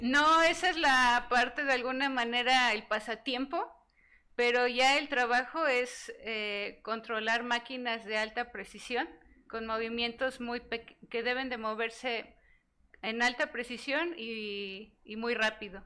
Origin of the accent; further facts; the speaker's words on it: Mexico; moved away as an adult; now in Eindhoven, Netherlands; soy mexicana